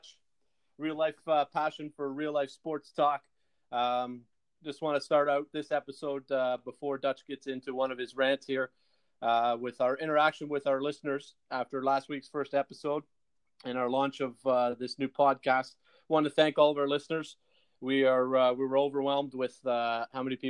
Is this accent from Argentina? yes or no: no; Toronto, Ontario, Canada; we're obviously Canadian-based Toronto boys